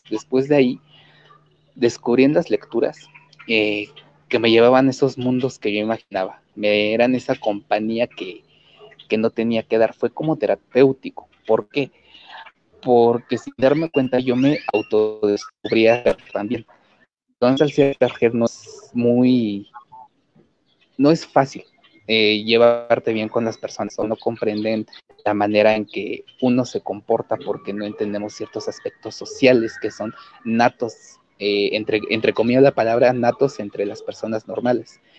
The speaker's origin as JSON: {"language": "Spanish", "country": "Mexico", "first_language": "Nahuatl", "second_language": "Spanish", "said": "en la que también empecé a mezclar mi lengua materna, que es la lengua náhuatl."}